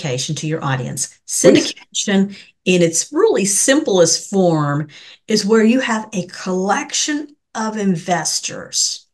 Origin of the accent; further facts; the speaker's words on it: Denton, Texas, United States; I am from Denton, Texas